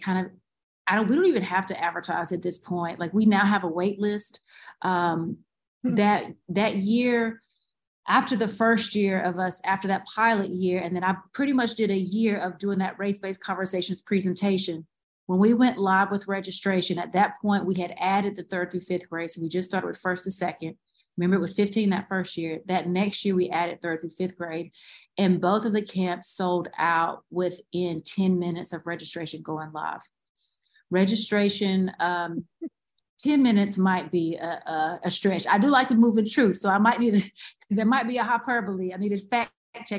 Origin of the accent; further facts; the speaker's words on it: Goldston, North Carolina, United States; now in Durham, United States; I'm from Golston, North Carolina